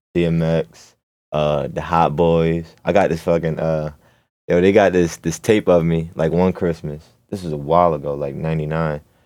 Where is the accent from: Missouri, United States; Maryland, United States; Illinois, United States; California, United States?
Maryland, United States; Baltimore; also born or lived in Catonsville, Maryland; I grew up in Baltimore, Maryland.